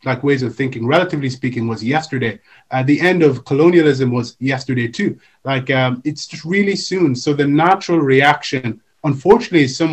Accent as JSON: {"language": "English", "country": "Nigeria", "said": "I come from Nigeria, and when I was younger, I came from a Pan-Africanist home"}